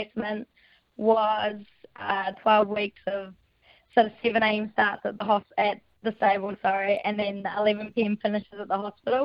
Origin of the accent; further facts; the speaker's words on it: North Island, New Zealand; moved away as an adult; now in Christchurch, New Zealand; I'm from the North Island originally, and I moved down to Christchurch to study nursing